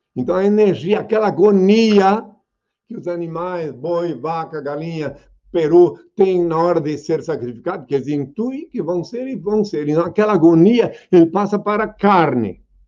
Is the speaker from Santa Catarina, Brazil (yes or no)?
yes; Indaial, Santa Catarina, Brazil; o lugar que eu nasci é, é uma pequena aldeia chamada Indaial. Na verdade, eu nasci no Rio Morto, no campo chamado Rio Morto, o lugar onde eu nasci, que é no município de Indaial.